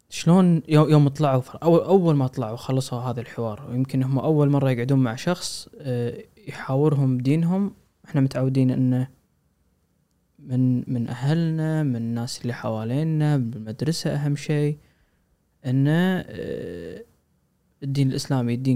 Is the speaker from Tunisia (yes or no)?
no; Kuwait; خط احمر عندنا بالكويت